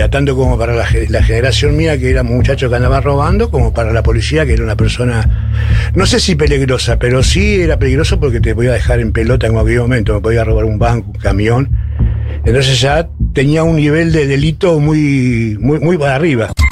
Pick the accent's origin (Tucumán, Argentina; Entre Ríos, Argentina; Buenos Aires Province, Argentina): Tucumán, Argentina; San Miguel de Tucumán; born there; por parte de mi vieja. Este, nací en San Miguel de Tucumán en 1951.